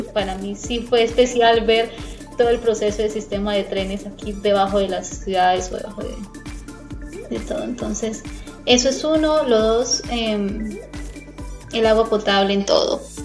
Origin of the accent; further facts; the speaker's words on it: Colombia; moved away as an adult; now in Netherlands; como mm, colombiana